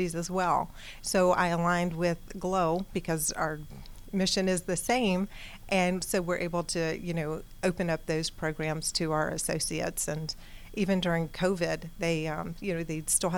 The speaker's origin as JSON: {"language": "English", "town": "Atlanta", "region": "Georgia", "country": "United States", "also_born_or_lived": "Florida", "said": "I'm from Atlanta"}